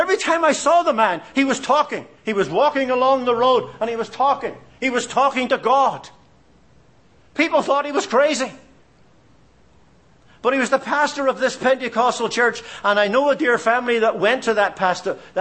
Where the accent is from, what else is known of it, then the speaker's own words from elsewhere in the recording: Belfast, Northern Ireland, United Kingdom; when I was a boy growing up in Belfast, Northern Ireland